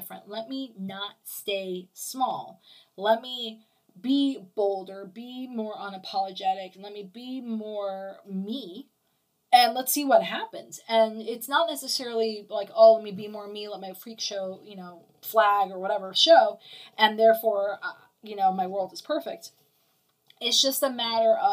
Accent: New York, United States; now in Okeechobee, United States; I was born in New York

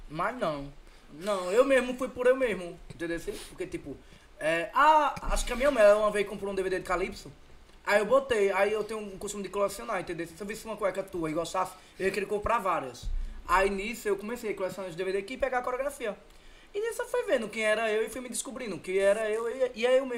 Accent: Recife, Pernambuco, Brazil; sou de Recife, nasci no Coque, na Zona Bezerra.

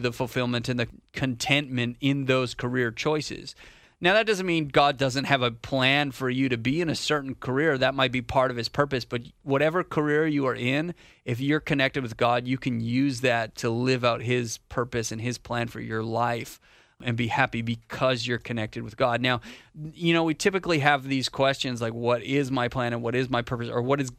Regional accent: Canada; moved away as an adult; now in North Carolina, United States; I'm Canadian. I'm not from here. I'm not from America

